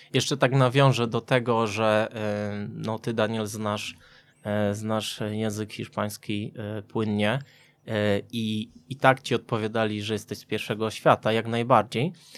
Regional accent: Subcarpathian Voivodeship, Poland; Ja pochodzę z Podkarpacia

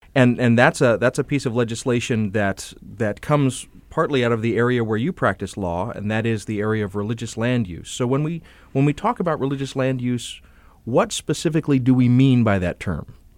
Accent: the South, United States; I come from the South

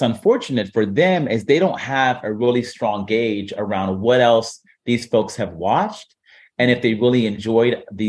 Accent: Warren, Ohio, United States; I'm from Warren, Ohio.

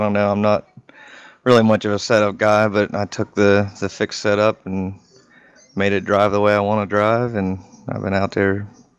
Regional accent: Pennsylvania, United States; being that I'm from Pennsylvania, I kind of like Pocono.

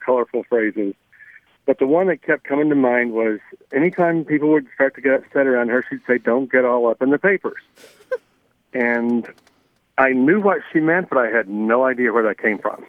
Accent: Blue Ridge Mountains of Virginia, United States; also born or lived in Washington Heights, New York City; now in New York City, United States; I grew up in the Blue Ridge Mountains of Virginia

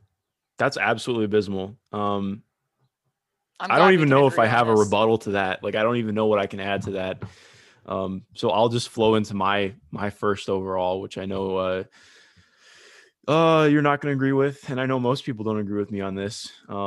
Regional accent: Ohio, United States; I am from Ohio.

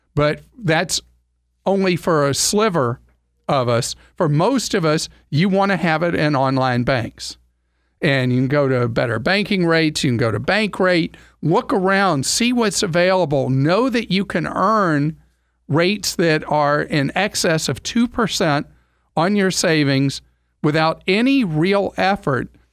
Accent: United States; as an American

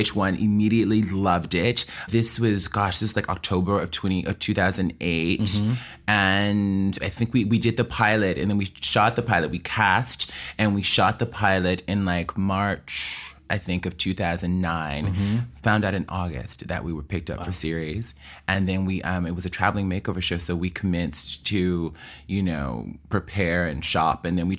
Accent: New York, United States; I'm a hustler. That's how it happened. I'm from New York.

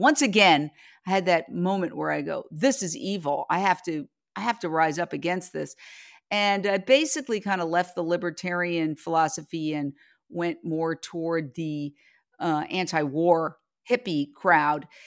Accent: New York, United States; moved away as an adult; now in Los Angeles, United States; I grew up in Midtown Manhattan, across the street from Carnegie Hall

